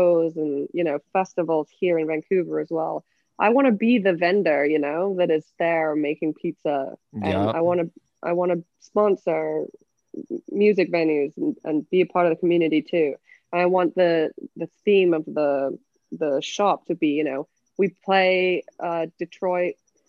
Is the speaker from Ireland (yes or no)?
no; England, United Kingdom; accent: English; also born or lived in Canada / Switzerland; now in United States; My accent's from England, and I spent most of my life in the US and Canada, and also did a stint, a 5-year stint in Switzerland, where I went to an English international school. So that accent's a bit all over the place.